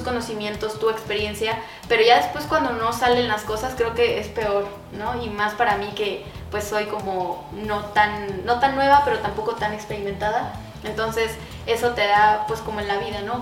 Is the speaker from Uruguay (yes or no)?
no; Mexico; nosotros como luchadores mexicanos que estamos de extranjeros aquí en Estados Unidos